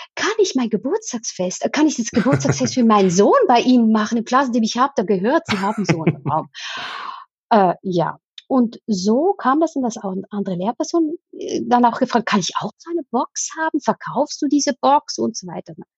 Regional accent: Switzerland; ich komme aus der Schweiz

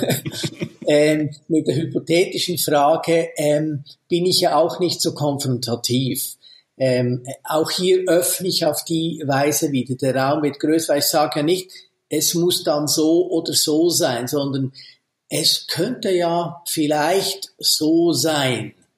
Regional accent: Switzerland; bei uns in der Schweiz

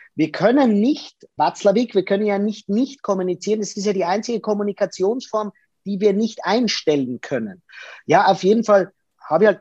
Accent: Lienz, Tyrol, Austria; ich bin in Lienz geboren. Das ist in Tirol, in Osttirol, nahe der italienischen Grenze.

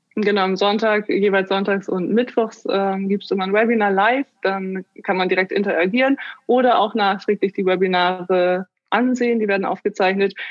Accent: Germany; komme aus Bremen, Oldenburg, der Region.

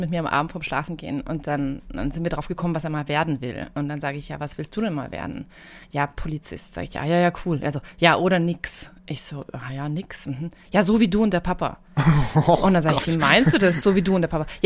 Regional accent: Munich, Bavaria, Germany; now in Saalbach, Austria; Ich komme ursprünglich aus München und bin vor zehn Jahren nach Saalbach gezogen.

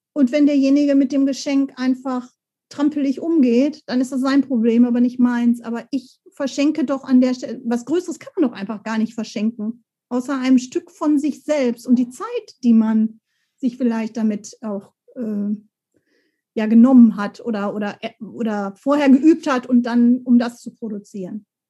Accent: Bochum, North Rhine-Westphalia, Germany; da war ich schon im Bochumer Kinderchor

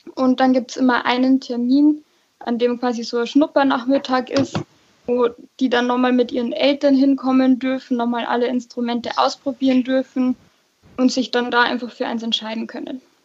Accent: Nittenau, Bavaria, Germany; Ich komme nämlich eigentlich aus Fischbach, also ähm, aus der Stadt Nittenau quasi

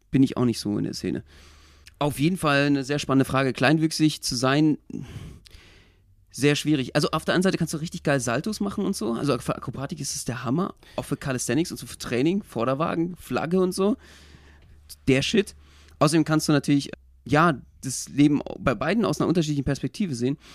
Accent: East Germany, Germany; als Ossi bin ich ja so, so, so FKK-Verfechter

